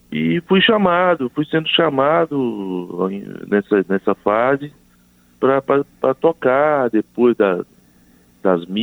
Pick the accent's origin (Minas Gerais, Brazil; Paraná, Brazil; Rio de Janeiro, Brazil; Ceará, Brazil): Minas Gerais, Brazil; Zona da Mata; also born or lived in Ponte Nova, Minas Gerais; Eu, nasci na cidade de Ponte Nova, uhum. mas morei em Campo Passei a minha infância em Campo que é na zona da Mata Mineira.